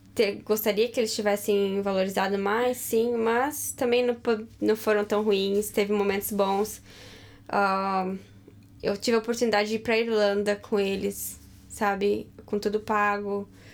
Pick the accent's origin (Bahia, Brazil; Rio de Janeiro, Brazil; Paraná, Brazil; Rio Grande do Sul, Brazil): Rio Grande do Sul, Brazil; moved away; eu tô acostumada com frio, porque lá no Rio Grande do Sul, no inverno, é bem frio